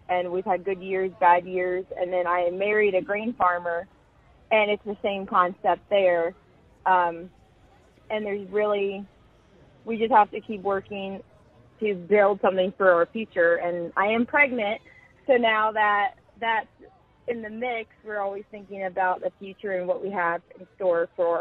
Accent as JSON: {"language": "English", "town": "Milford Center", "region": "Ohio", "country": "United States", "said": "I am from Milford Center, Ohio, and I am a proud Ohio farmer."}